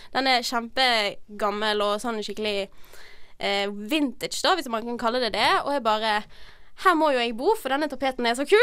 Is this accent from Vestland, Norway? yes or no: yes; Bergen, Vestland, Norway; jeg er fra Bergen